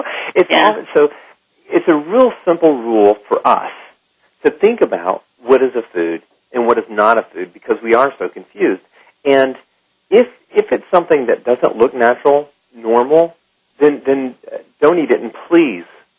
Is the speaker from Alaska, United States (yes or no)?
no; Alabama, United States; moved away; also born or lived in Lyon, France; I am from Alabama.